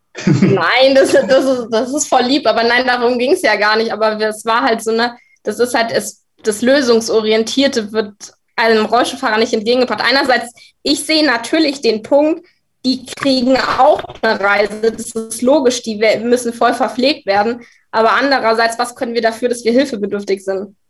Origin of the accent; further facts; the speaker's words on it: Munich, Bavaria, Germany; bei uns in München